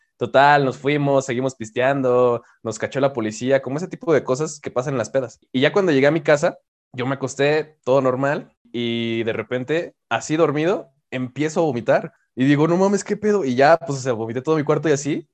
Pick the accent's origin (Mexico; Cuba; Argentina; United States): Mexico; tengo que ser mexicano y como buen mexicano